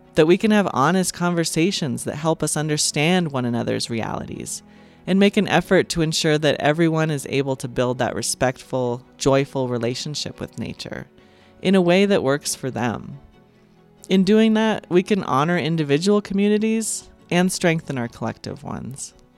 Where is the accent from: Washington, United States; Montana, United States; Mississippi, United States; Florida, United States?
Montana, United States; I grew up in Montana